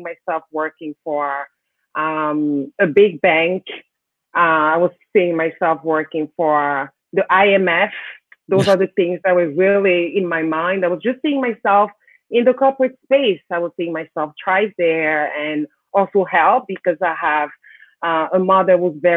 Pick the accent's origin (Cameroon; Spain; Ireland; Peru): Cameroon; Kribi, South; now in Canada; That's my hometown. It's called Kribi.